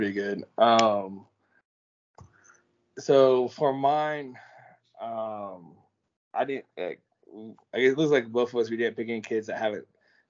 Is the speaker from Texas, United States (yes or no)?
yes; Elgin, Texas, United States; my hometown, Elgin.